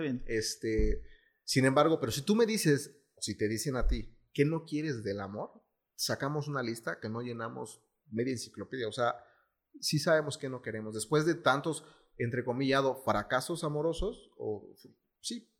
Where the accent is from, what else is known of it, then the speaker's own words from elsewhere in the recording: Mexico; como mexicanos, bueno, como latinos